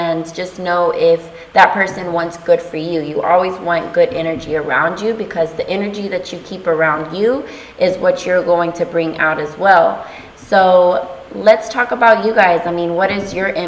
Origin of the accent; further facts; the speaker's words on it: Texas, United States; now in Florida, United States; I'm from Texas